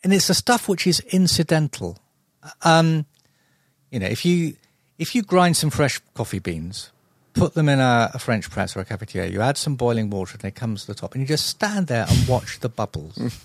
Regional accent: London, United Kingdom; also born or lived in Epsom / Muswell Hill, London; I was originally from South London, um, Epsom Way. So I was almost literally born in a stable.

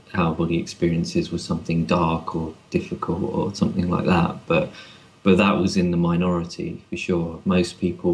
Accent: London, United Kingdom; growing up in London

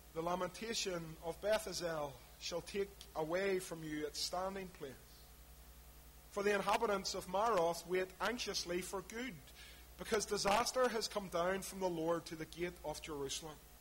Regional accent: Belfast, Northern Ireland, United Kingdom; when I was growing up in East Belfast

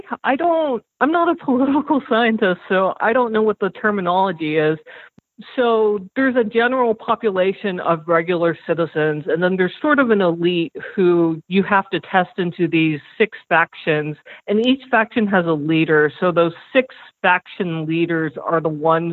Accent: South Korea; moved away; also born or lived in United States; I'm Korean American, and I spent 9 years of my childhood in South Korea.

